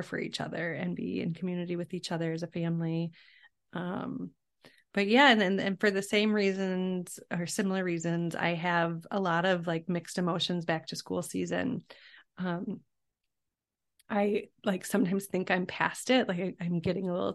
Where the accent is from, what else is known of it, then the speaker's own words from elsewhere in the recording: Chicago, Illinois, United States; I grew up in the Chicago area